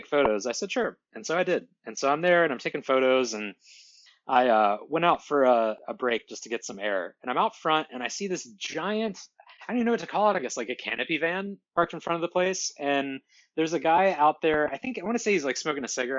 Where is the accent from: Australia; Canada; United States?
United States; Ohio; moved away as an adult; also born or lived in Portland, Oregon; now in Bellingham, United States; I'm originally from Ohio